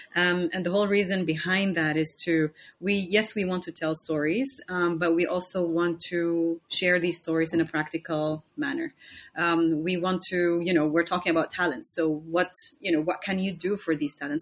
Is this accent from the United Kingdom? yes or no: no; Somalia; now in Istanbul, Turkey; I'm from Somalia. Um, I've been living here in Istanbul for almost one year and two months